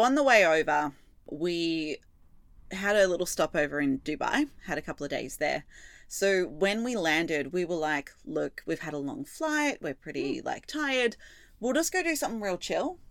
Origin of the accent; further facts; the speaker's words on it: Australia; now in Melbourne, Australia; we are Aussie